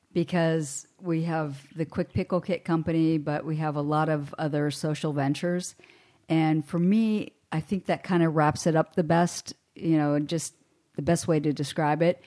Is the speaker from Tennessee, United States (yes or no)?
no; Hermitage, Pennsylvania, United States; I grew up in Western Pennsylvania